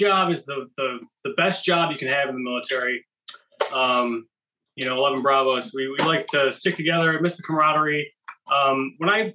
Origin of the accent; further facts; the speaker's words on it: Buffalo, New York, United States; moved away; I'm originally from Buffalo, New York